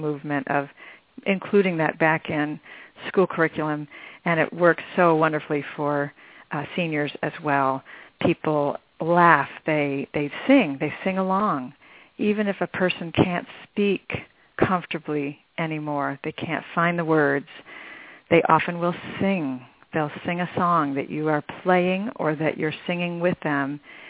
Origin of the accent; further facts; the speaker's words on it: Michigan, United States; now in Arizona, United States; I grew up in Michigan, where they have four seasons